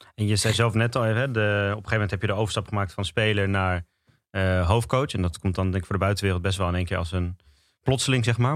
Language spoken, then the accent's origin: Dutch; Amersfoort, Utrecht, Netherlands; ik uit Amersfoort kwam